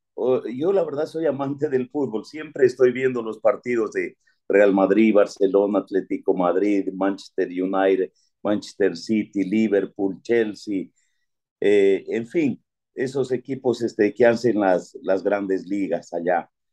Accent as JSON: {"language": "Spanish", "town": "Pindal", "region": "Loja", "country": "Ecuador", "tie": "born or raised there", "moved": "yes", "said": "nací en Pindal y siempre pues este, estuve eh, estudiando fuera"}